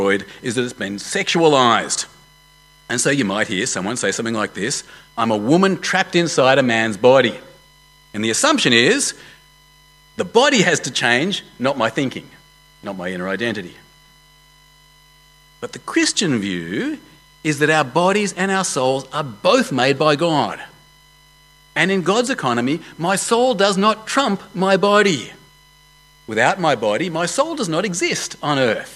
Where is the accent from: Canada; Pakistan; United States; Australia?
Australia; I am an Australian man of Jewish heritage